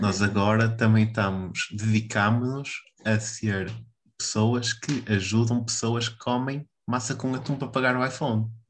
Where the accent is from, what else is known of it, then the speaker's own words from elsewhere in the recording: Vila do Conde, Norte, Portugal; aqui de onde eu sou, que é Vilar do Pinheiro